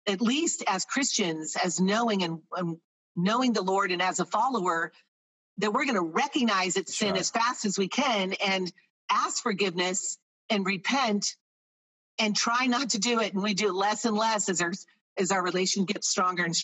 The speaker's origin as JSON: {"language": "English", "region": "Florida", "country": "United States", "moved": "as an adult", "said": "My junior year in high school, I'm from Florida"}